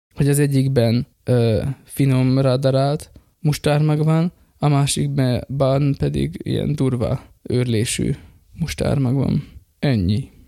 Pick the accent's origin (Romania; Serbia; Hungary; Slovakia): Slovakia; én pedig magyar vagyok, és ott élek Szlovákiában, de nem dolgozni mentem oda, hanem ott élek